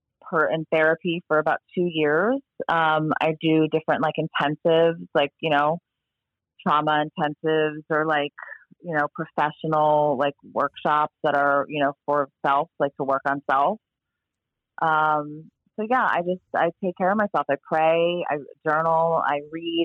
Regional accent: South Florida, United States; I was born and raised here

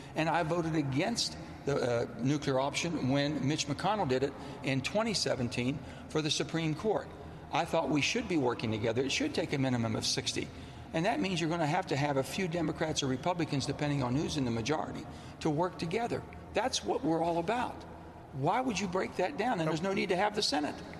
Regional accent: West Virginia, United States; It's not how I was raised in West Virginia

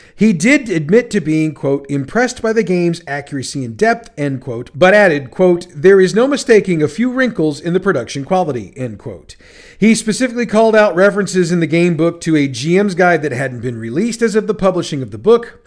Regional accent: St. Louis, Missouri, United States; my hometown of St. Louis, Missouri

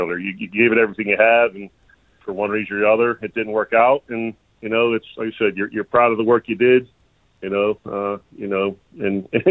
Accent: Pittsburgh, Pennsylvania, United States; accent: Pittsburgh; moved away as an adult; also born or lived in Mississippi / Eugene, Oregon; I'm able to maintain my Pittsburgh accent wherever I'm coaching, because that's the one I'm most proud

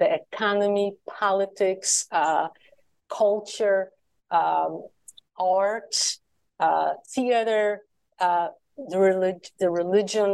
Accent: Poland; moved away; So I grew up in communist Poland after the war

